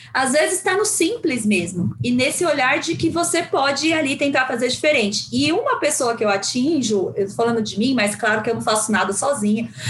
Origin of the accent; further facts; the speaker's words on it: São Paulo, Brazil; also born or lived in Guarulhos, Brazil; eu sou de uma da periferia de São Paulo. Na verdade, eu nasci no Pimentas, que é lá em Guarulhos. Depois, com os nove anos, eu vim para São Paulo